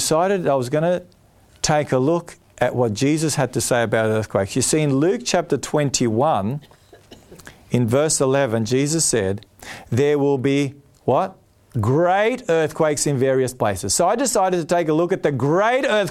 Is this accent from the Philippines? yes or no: no; Australia; also born or lived in Palmerston North, New Zealand; I'm Australian and I was born here